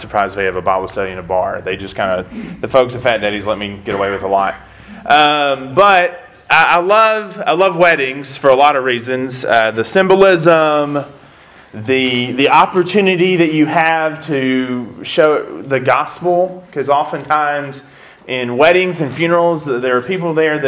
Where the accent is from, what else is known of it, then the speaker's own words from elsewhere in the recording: West Memphis, Arkansas, United States; moved away; I grew up in West Memphis